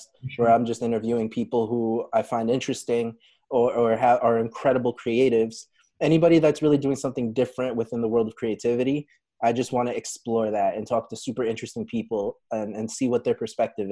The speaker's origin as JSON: {"language": "English", "region": "New Jersey", "country": "United States", "said": "we're from Jersey"}